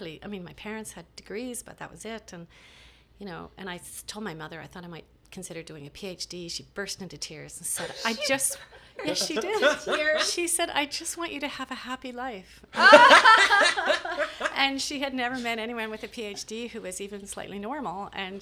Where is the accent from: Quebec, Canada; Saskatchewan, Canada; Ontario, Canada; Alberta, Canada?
Quebec, Canada; Montreal; born there; So, and I was born in Montreal.